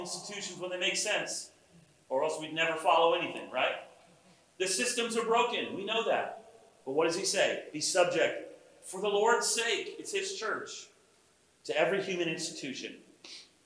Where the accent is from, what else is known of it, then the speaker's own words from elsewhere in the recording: United States; as American Christians